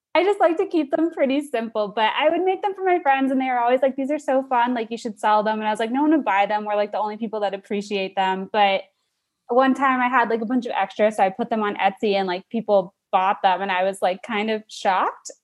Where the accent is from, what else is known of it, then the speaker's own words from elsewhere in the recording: Sarasota, Florida, United States; now in Miami, United States; I'm from Sarasota, which is, like, a little bit, it's, like, three hours north on the Gulf Coast of Florida, but I moved to Miami for a job, like, two and a half years ago